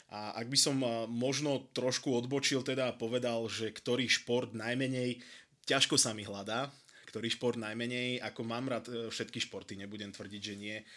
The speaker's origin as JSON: {"language": "Slovak", "town": "Prievidza", "region": "Trenčín Region", "country": "Slovakia", "said": "pochádzam z Prievidze"}